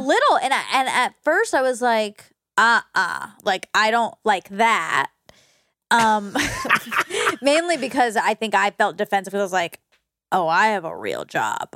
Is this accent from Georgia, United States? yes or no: yes; Georgia, United States; I grew up in Georgia